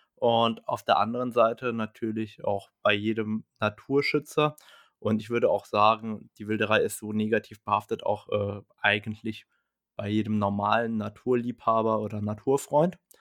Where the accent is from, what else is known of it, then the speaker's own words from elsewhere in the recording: Germany; Bei uns in Deutschland